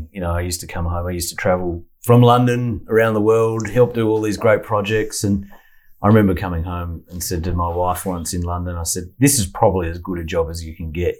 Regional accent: Adelaide, South Australia, Australia; moved away as an adult; I'm from Adelaide, and yeah. I, I, left on about my 19th birthday and got out of there.

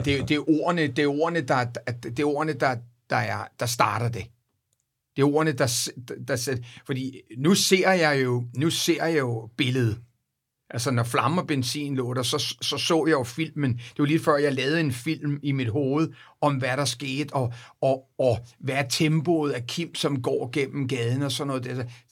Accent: Copenhagen, Capital Region of Denmark, Denmark; now in United States; mine barndomsvenner, og, og dem jeg gik i skole med, og, og på Vesterbro Ungdomsgården

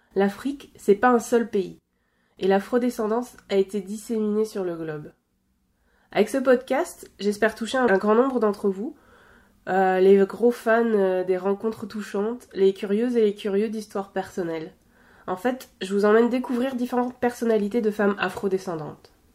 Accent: Normandy, France; moved away as an adult; also born or lived in Belgium; now in Quebec, Canada; La Normandie, c'est ma région natale, c'est ma région d'enfance.

